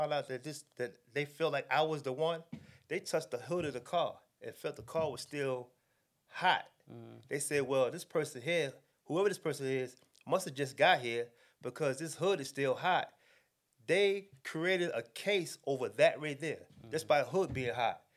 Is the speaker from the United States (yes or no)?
yes; New York City, New York, United States; moved away as an adult; also born or lived in North Carolina; I was raised in Brooklyn, New York